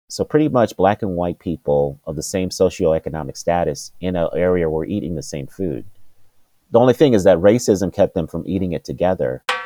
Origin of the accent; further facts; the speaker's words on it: Denver, Colorado, United States; also born or lived in Washington, D.C.; I grew up in Denver, Colorado